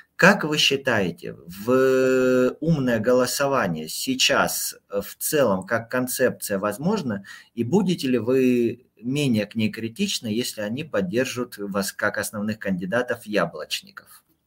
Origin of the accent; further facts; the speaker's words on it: Krasnodar Krai, Russia; в моем родном Краснодарском крае